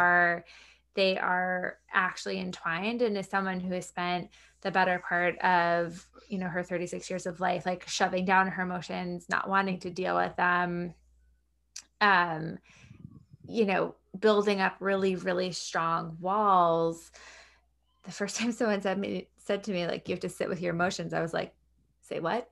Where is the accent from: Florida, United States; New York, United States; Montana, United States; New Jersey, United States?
New York, United States; Long Island; moved away; I grew up on Long Island